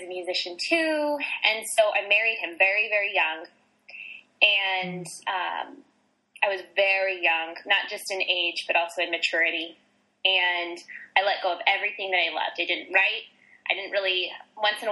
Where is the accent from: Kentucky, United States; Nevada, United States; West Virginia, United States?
Nevada, United States; Las Vegas; born and raised in Las Vegas, Nevada, in the hot desert in the west coast of America